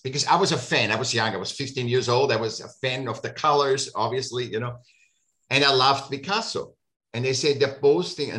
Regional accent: Vienna, Austria; I grew up in Vienna, you went to the Academy of Applied Arts

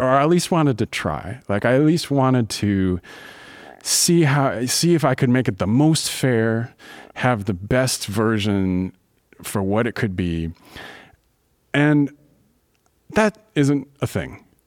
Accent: Louisville, Kentucky, United States; moved away as an adult; now in Baltimore, United States; I grew up in Louisville, Kentucky. I've been here for over fifteen years, and this is home now

